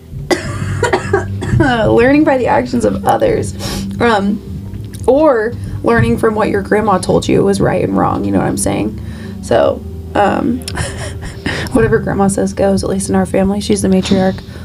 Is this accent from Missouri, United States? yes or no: yes; Kansas City, Missouri, United States; also born or lived in Lee's Summit, Missouri; Alexis and I grew up in South Kansas City, which is like 25 minutes away from actual downtown Kansas City